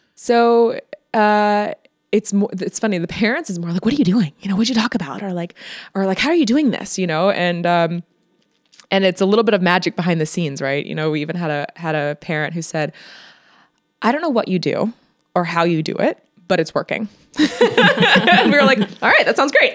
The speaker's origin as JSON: {"language": "English", "country": "United States", "moved": "as an adult", "lives_now": "Netherlands", "said": "I'm from the States"}